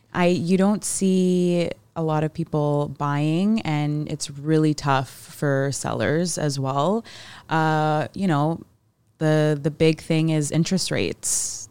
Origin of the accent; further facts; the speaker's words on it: Mississauga, Ontario, Canada; now in Hamilton, Canada; us growing up in Mississauga